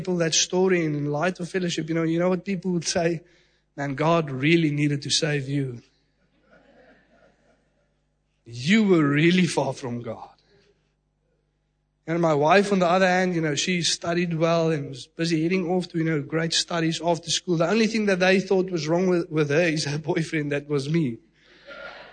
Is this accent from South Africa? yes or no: yes; Secunda, Mpumalanga, South Africa; From a young age, you know, living in Secunda, even in primary school